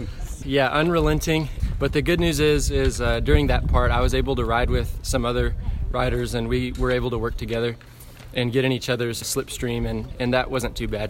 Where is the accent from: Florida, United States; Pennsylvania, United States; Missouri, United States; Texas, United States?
Texas, United States; Plano; now in Clifton, United States; I live here in Clifton, nice. But originally from Plano.